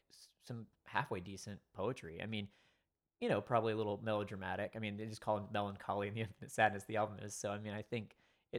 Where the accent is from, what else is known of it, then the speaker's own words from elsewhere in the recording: Longview, Texas, United States; I grew up in East Texas